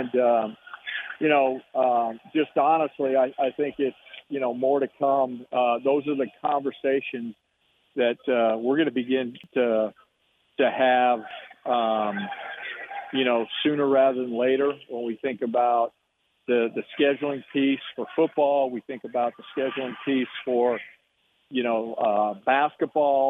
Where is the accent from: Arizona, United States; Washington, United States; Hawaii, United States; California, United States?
Arizona, United States; Tucson; moved away; Tucson's my hometown. My mom and dad, you know, still live there